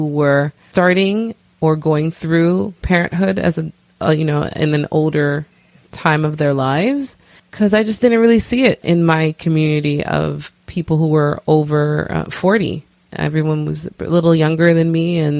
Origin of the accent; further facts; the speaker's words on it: New York City, New York, United States; I am originally from Brooklyn, New York, of Haitian descent